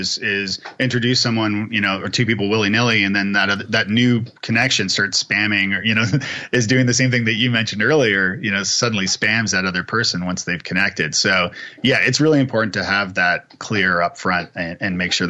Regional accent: Canada; I'm Canadian

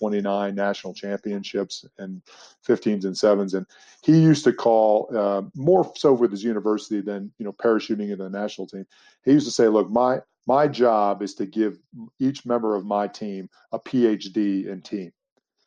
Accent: United States; as an American people, we're becoming more diverse and more international

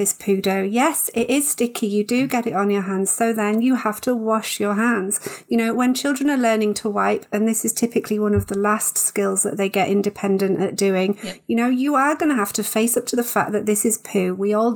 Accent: United Kingdom; I know we're all British

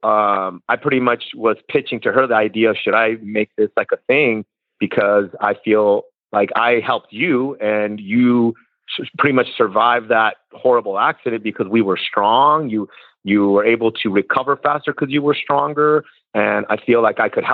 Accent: California, United States; moved away as an adult; now in Kentucky, United States; I'm originally from California

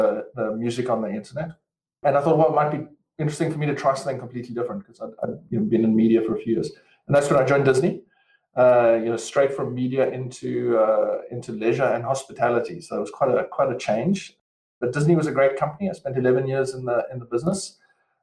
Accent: Western Cape, South Africa; moved away as an adult; as you can probably hear from my accent, I'm originally from South Africa, raised, grown, etc. in the sunny Cape down in South Africa.

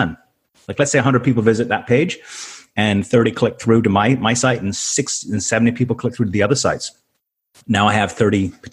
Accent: Canada; moved away as an adult; also born or lived in Tampa, United States / Malaysia; I'm a Canadian. I grew up Canadian, so we came to the U.S. for 5 years

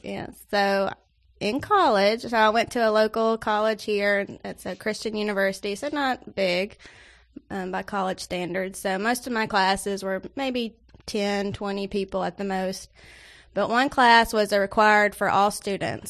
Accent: Nashville, Tennessee, United States; I'm from Nash Vegas

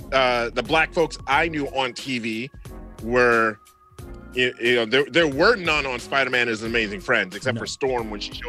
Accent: New York City, New York, United States; now in Wisconsin, United States; grew up in Brooklyn, New York.

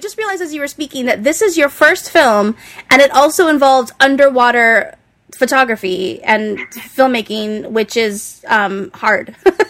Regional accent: Big Island, Hawaii, United States; moved away; And I grew up on the Big Island, so I could tell where you guys were shooting.

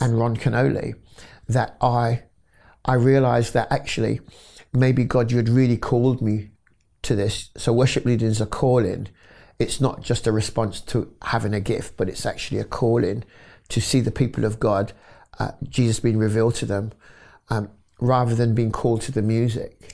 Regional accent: London, United Kingdom; I was born in London, North West London, in, uh, a wonderful area called Wilsden

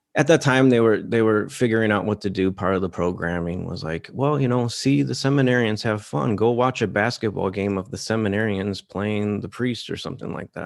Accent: Detroit, Michigan, United States; my hometown, Detroit

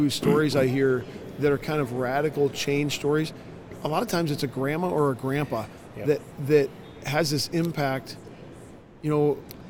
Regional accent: Northeast Iowa, United States; So we're from Northeast Iowa

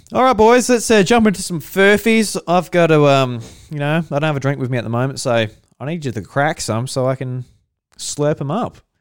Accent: Australia; we're all Australian here.

